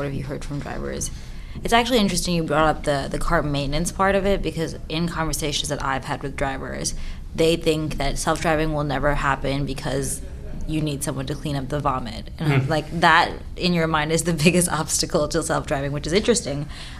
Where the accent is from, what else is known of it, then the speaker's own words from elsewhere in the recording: New York City, New York, United States; I'm a New Yorker.